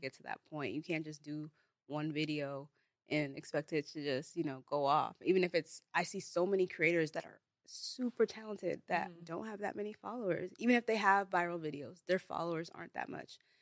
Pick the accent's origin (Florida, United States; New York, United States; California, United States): California, United States; Bay Area; first language Igbo; I'm from the Bay Area